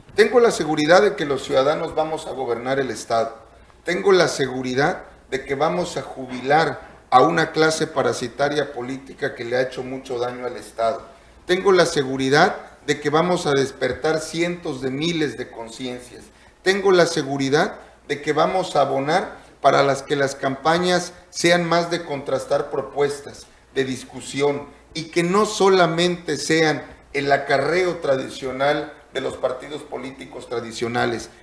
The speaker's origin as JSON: {"language": "Spanish", "town": "Tlacolula de Matamoros", "region": "Oaxaca", "country": "Mexico", "tie": "born or raised there", "also_born_or_lived": "Zapata de Madero, Yautepec, Oaxaca", "said": "yo nací o viví desde los ocho meses en Tlacolula"}